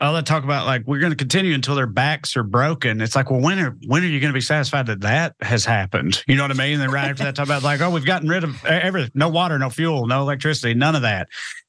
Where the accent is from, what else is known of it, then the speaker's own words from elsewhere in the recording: United States; as an American